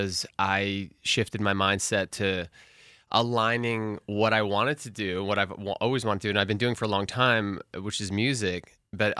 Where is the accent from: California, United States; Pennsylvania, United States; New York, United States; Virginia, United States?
New York, United States; New York City; I was born in New York City